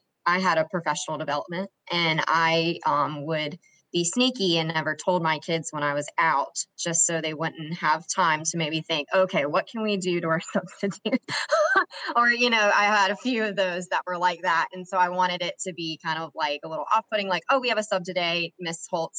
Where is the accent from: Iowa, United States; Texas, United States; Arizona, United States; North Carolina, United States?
North Carolina, United States; Morehead City; I'm from the beach. I'm from Morehead City, North Carolina.